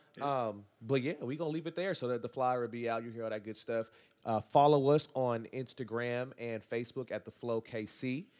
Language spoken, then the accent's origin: English; Leavenworth, Kansas, United States; I'm from Leavenworth